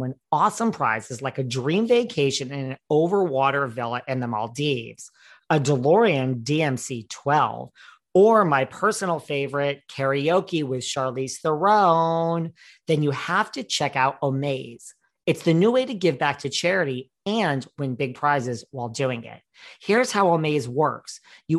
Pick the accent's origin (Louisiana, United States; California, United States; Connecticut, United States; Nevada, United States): Connecticut, United States; I grew up, I went to high school with Dorit. I am from the Woodbridge, Bethany, Orange area.